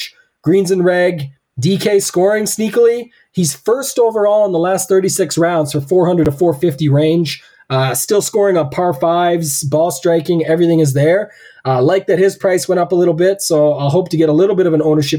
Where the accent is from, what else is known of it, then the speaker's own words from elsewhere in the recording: Canada; I'm the Canadian here